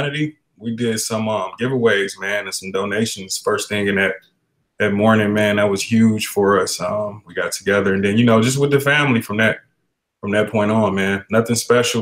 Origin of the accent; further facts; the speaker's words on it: Detroit, Michigan, United States; now in Arizona, United States; I'm from Detroit, Michigan.